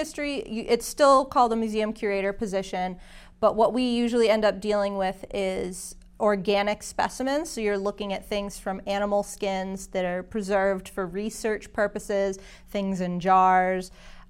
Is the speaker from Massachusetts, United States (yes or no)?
yes; Belchertown, Massachusetts, United States; now in Chelmsford, United States; So I'm from Western Massachusetts. I grew up in Belchertown, Mass.